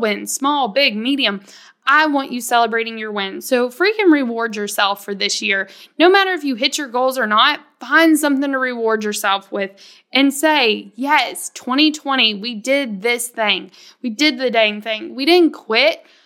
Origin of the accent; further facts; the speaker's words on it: the South, United States; I come from the South where you're supposed to be, like, super humble, super polite.